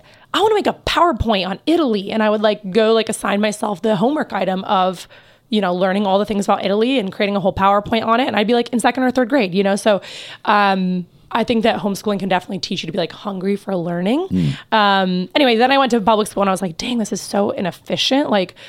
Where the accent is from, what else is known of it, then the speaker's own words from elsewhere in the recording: Belarus; also born or lived in Kansas, United States; I was born in Kansas. Yep. And right before I turned 2, my family moved to Belarus, which is over by Russia, for those who don't know.